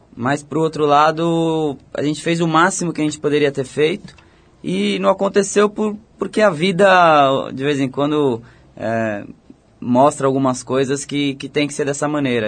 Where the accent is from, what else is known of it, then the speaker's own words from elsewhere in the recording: Botucatu, São Paulo, Brazil; eu fui pra, pra Botucatu, eu ah. tinha 5 anos de idade, eu nasci em São Paulo, mas fui pra lá, eu tinha 5 anos de idade e cresci lá.